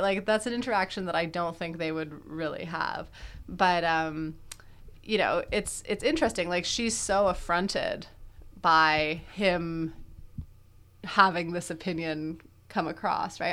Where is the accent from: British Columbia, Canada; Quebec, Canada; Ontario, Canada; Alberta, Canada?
Quebec, Canada; I'm from Quebec